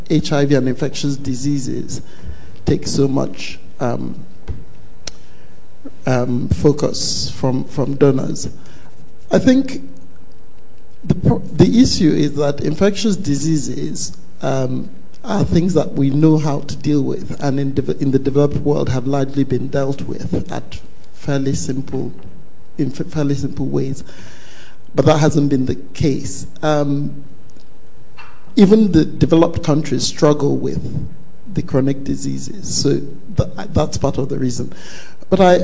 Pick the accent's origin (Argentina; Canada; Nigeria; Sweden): Nigeria; now in London, United Kingdom; I'm a Nigerian public health doctor working in London